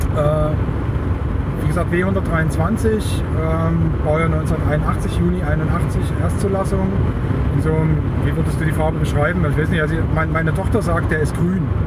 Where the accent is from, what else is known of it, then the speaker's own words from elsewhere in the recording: Leipzig, Saxony, Germany; moved away; Ich bin dann in Leipzig aufgewachsen, eben zwischen 1972 und 1981